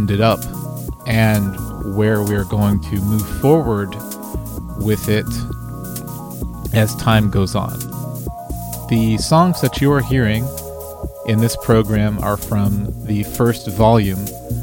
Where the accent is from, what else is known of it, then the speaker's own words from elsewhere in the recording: Dallas, Texas, United States; I'm from Dallas, Texas, and I make music